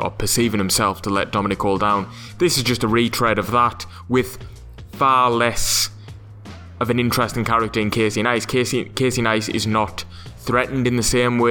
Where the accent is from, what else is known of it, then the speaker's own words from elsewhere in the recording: England, United Kingdom; I say that as an Englishman.